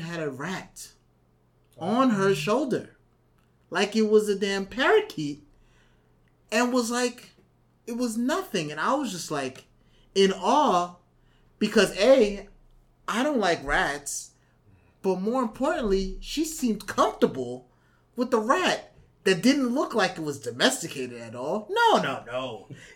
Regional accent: New York City, New York, United States; I'm a New Yorker

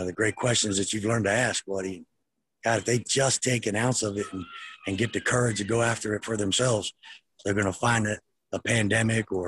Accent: Delaware, United States; I grew up in Delaware. So I wasn't from the Deep South

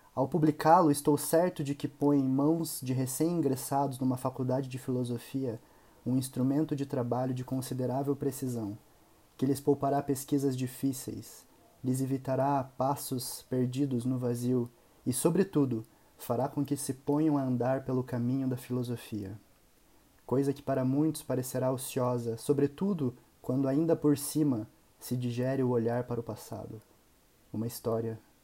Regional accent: Curitiba, Paraná, Brazil; sou de Curitiba, Paraná

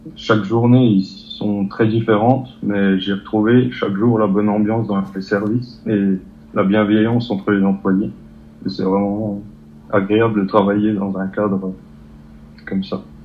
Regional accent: Territoire de Belfort, Bourgogne-Franche-Comté, France; je viens du territoire de Belfort.

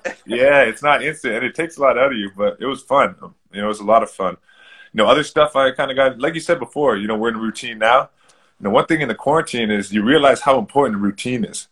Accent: Toronto, Ontario, Canada; where I grew up in Toronto.

